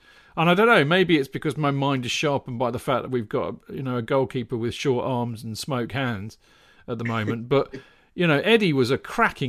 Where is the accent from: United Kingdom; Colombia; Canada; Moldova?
United Kingdom; Alresford, South East England; It's a little village up the road from where I grew up in Alsford.